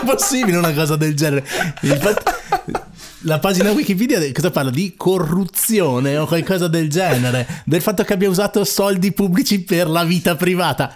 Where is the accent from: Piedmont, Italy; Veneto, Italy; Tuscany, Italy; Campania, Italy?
Veneto, Italy; da Veneto